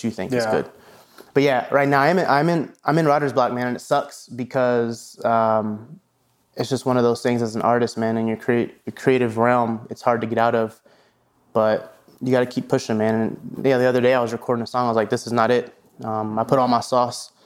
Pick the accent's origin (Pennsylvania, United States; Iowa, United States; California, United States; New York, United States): Iowa, United States; Des Moines; moved away; also born or lived in Atlanta; I'm from Des Moines, Iowa. So there wasn't a lot of audio engineers out there, growing up.